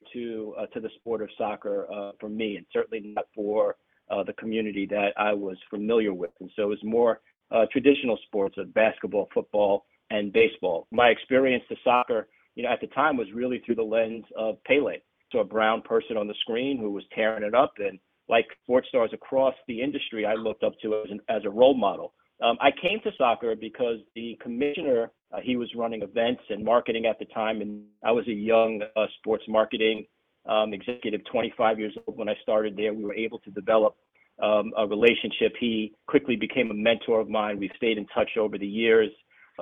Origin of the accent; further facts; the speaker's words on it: New York City, New York, United States; also born or lived in Champaign, Illinois; I grew up in New York City. I was born in Champaign, Illinois